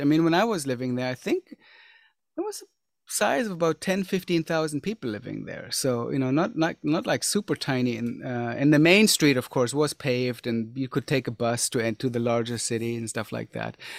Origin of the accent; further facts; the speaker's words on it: Germany; growing up, I grew up in Germany